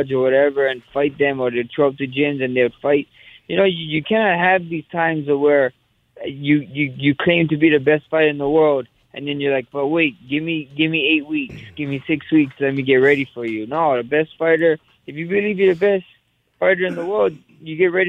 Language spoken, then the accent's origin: English; Hawaii, United States; I'm a Hawaiian